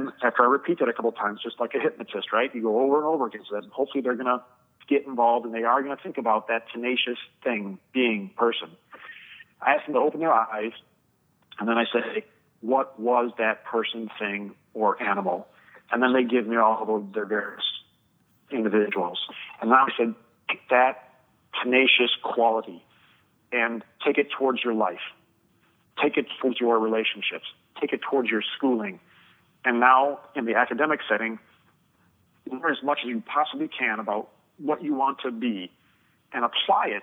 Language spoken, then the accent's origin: English; Chicago, Illinois, United States; I'm from the Chicagoland area